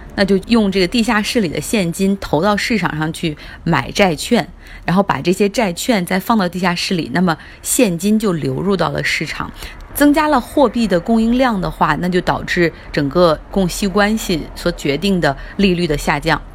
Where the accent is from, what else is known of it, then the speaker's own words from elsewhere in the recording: Harbin, Heilongjiang, China; moved away as an adult; now in Beijing, China; 跟我在我的家乡哈尔滨生活的时间可能差不多